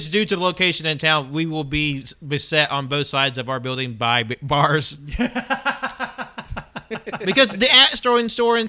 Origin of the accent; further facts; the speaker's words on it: the South, United States; growing up in the South